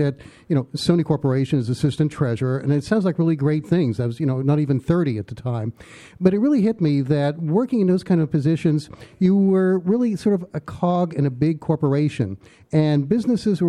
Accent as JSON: {"language": "English", "town": "Pittsburgh", "region": "Pennsylvania", "country": "United States", "tie": "born or raised there", "moved": "as an adult", "lives_now": "New York City, United States", "said": "originally I grew up in Pittsburgh"}